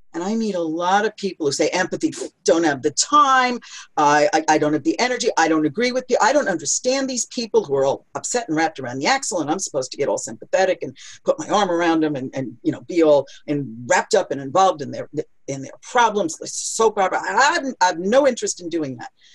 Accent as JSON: {"language": "English", "town": "New York City", "region": "New York", "country": "United States", "said": "I'm from New York City"}